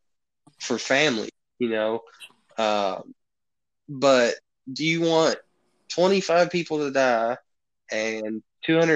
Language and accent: English; United States; I pretty much spent all my childhood years being an American citizen